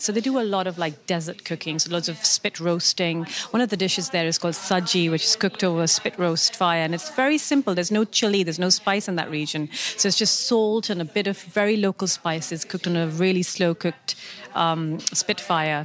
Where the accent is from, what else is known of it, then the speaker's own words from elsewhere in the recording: Karachi, Sindh, Pakistan; moved away as an adult; now in United Kingdom; I grew up in Karachi, in the southern part of Pakistan